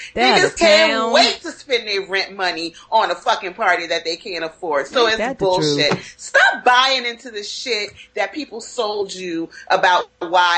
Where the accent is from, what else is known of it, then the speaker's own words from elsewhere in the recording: New Orleans, Louisiana, United States; I'm from New Orleans